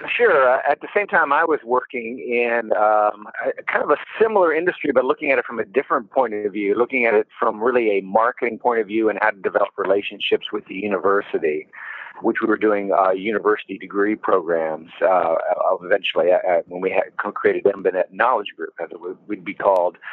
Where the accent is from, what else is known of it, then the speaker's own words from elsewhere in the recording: Florida, United States; also born or lived in Washington, D.C.; I grew up mainly in Florida